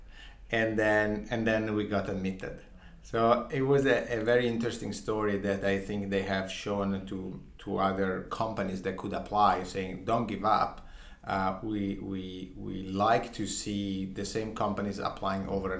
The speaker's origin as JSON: {"language": "English", "town": "Ferrara", "region": "Emilia-Romagna", "country": "Italy", "tie": "born or raised there", "said": "I grew up in a small town, a small city called Ferrara"}